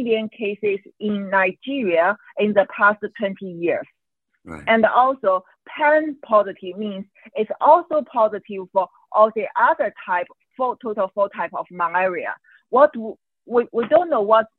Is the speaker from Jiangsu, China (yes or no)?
no; Qingdao, Shandong, China; English is a second language; moved away; also born or lived in Hong Kong; Qingdao, which is by accident my hometown